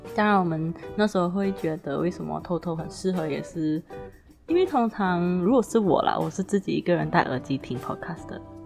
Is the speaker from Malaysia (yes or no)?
yes; Malaysia; accent: Malaysian; 我们是来自马来西亚的华人。我们的华语当然不会很标准啦